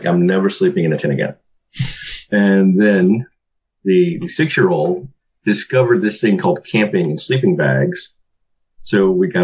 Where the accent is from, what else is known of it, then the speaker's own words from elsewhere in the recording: Alabama, United States; growing up in Alabama, for me, I never had a lot of money